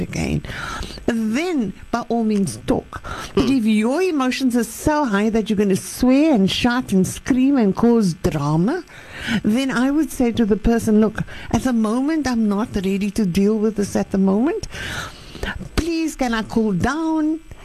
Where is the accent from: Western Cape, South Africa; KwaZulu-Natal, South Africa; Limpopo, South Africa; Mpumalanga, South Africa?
Western Cape, South Africa; I grew up in the Cape